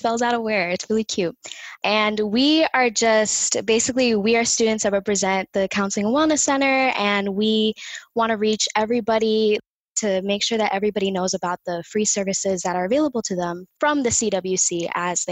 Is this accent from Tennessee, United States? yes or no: no; Miami, Florida, United States; accent: Miami; my Miami accent